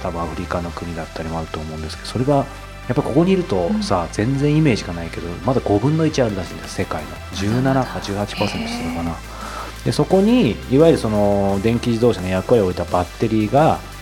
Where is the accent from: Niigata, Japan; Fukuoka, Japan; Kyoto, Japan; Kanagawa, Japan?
Kanagawa, Japan; Yokohama; 僕地元横浜